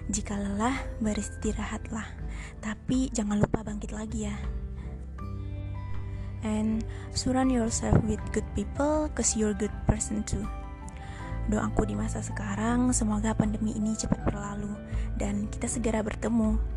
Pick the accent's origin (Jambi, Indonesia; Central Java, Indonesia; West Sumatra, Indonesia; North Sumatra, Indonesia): West Sumatra, Indonesia; now in South Lampung, Indonesia; Aku berasal dari Sumatera Barat dan bungsu dari tiga bersaudara.